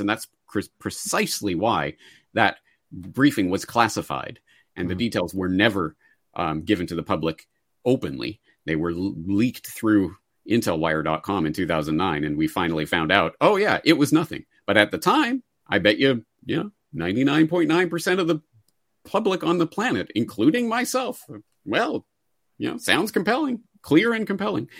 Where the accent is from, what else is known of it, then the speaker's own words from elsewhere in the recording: Canada; as a Canadian